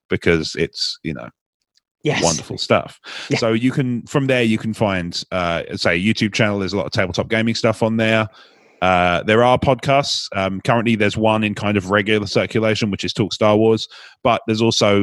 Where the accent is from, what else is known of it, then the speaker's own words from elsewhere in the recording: United Kingdom; as a Brit